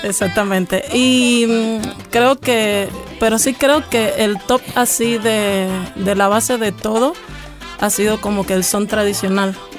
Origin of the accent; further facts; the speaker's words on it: Cuba; soy cubana, nacida, criada y como digo yo, crecida de pura raíz